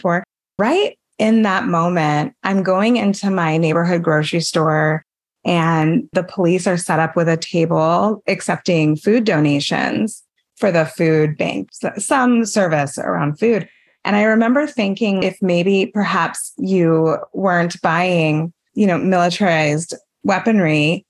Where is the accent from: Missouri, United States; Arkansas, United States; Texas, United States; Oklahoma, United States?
Texas, United States; El Paso; I grew up in El Paso, Texas.